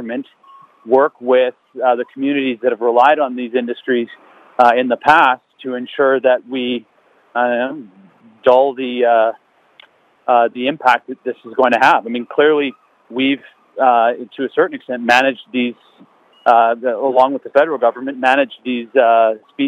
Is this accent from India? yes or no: no; Saanich Nation, southern Vancouver Island, British Columbia, Canada; My community, I'm from Nation in the Saanich Nation here in southern Vancouver Island